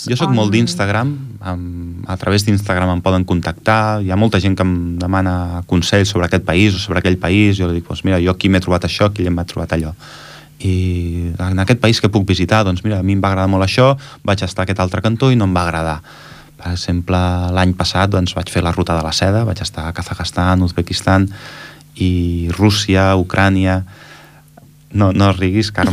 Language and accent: Catalan; Catalonia, Spain; also born or lived in Germany; jo vaig néixer a Alemanya, i els meus pares van ser emigrants allà a Alemanya, van estar 8 anys treballant a Alemanya, i jo vaig néixer a Alemanya, i per tant, jo en 3 mesos em van vindre cap aquí